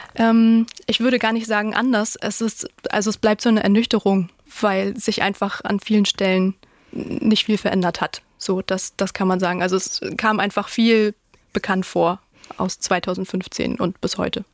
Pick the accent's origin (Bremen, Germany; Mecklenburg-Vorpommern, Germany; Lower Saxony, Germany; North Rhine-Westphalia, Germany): Mecklenburg-Vorpommern, Germany; wir sind beide in Mecklenburg-Vorpommern aufgewachsen